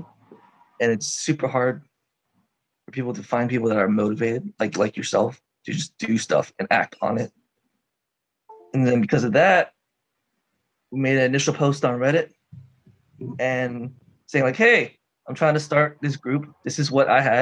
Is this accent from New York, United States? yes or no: no; Houston, Texas, United States; moved away as an adult; now in Japan; I'm from Texas, if you guys don't know, H-Town.